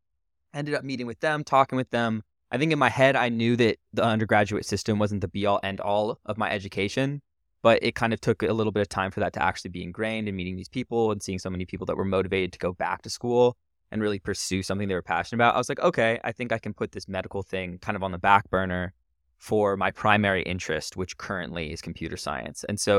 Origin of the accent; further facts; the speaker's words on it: California, United States; born there; So I was born in Northern California. I'm 23.